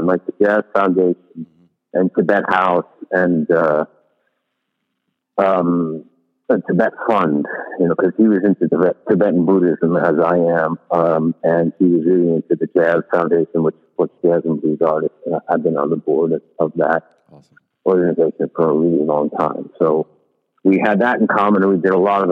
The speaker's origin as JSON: {"language": "English", "region": "New York", "country": "United States", "said": "as a New Yorker"}